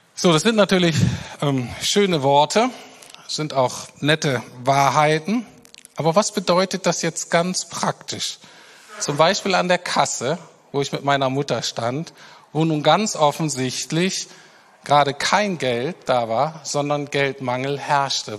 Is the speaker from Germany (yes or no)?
yes; Germany; wir als Deutsche